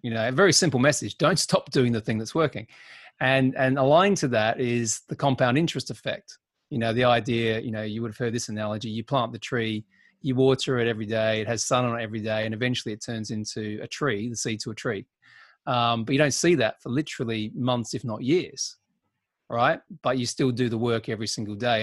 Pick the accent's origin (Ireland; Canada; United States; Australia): Australia; now in United Kingdom; being an Aussie